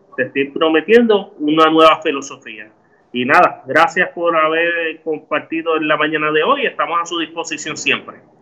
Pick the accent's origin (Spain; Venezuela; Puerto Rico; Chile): Puerto Rico; Ciales; a mi pueblo de Ciales